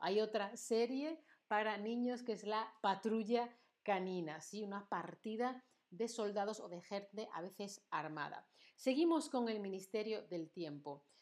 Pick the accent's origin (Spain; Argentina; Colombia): Spain; Andalusia; accent: Andalusian; mi acento andaluz